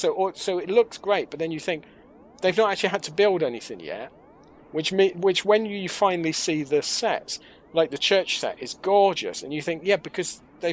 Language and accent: English; Oxford, South East England, United Kingdom; growing up in Oxford